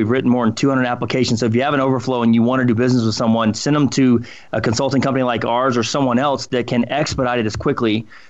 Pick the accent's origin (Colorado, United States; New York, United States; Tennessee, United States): Colorado, United States; And this is new for us because we grew up in Colorado and everything